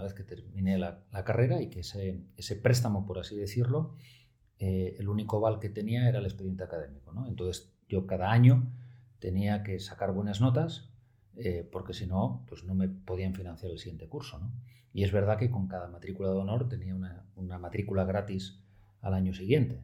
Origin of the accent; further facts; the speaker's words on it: Oviedo, Asturias, Spain; also born or lived in Pamplona; yo soy de Oviedo, soy del Oviedín del Alma